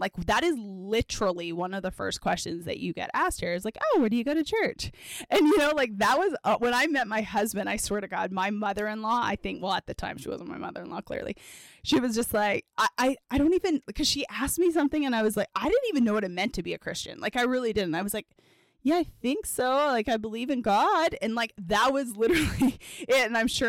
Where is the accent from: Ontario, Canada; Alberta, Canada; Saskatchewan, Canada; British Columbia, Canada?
Alberta, Canada; Edmonton; I grew up in Edmonton, Alberta, Canada.